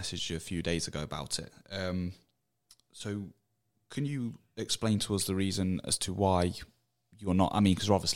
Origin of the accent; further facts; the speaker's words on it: Burton upon Trent, West Midlands, United Kingdom; I'm from Burton